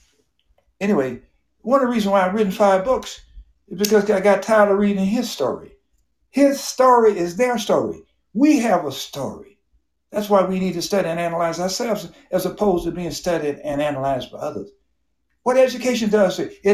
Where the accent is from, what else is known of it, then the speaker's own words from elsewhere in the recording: Memphis, Tennessee, United States; moved away as an adult; also born or lived in Hernando, Mississippi; now in Daytona Beach, United States; growing up in Memphis, Tennessee in the 50s and 60s